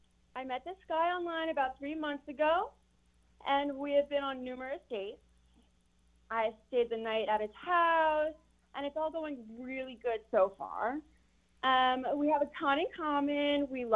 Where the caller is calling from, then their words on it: Chesapeake, Virginia, United States; I am calling from Chesapeake.